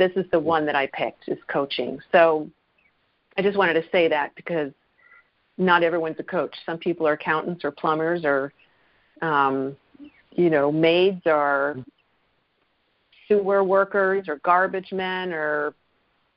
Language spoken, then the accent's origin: English; New Jersey, United States; I am from New Jersey